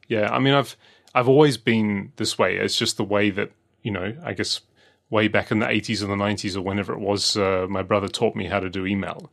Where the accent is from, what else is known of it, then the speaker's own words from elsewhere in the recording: Australia; growing up in Australia